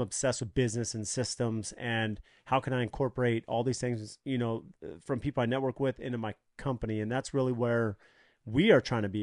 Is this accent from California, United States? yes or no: yes; San Diego, California, United States; now in Arizona, United States; I grew up in San Diego and California